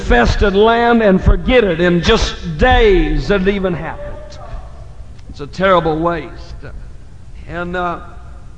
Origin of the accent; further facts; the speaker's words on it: Indiana, United States; moved away; my senior class will be meeting in my hometown in Indiana to celebrate their 20th anniversary of graduation